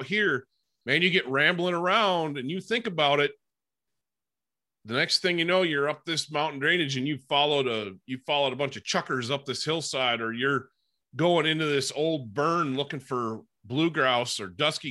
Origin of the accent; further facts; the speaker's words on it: Upper Peninsula of Michigan, United States; I grew up in the Upper Peninsula of Michigan